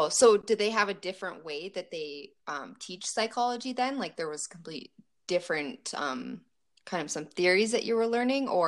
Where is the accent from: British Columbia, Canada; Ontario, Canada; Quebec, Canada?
Ontario, Canada; actually, I grew up in Ontario